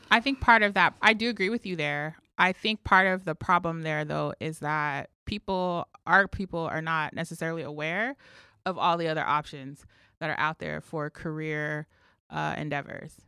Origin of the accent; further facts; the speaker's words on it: Los Angeles, California, United States; also born or lived in New Mexico; now in New York City, United States; when I was about one years old, we moved, my mother and I moved to live with some family here in L A. And so specifically, we lived in Compton and Watts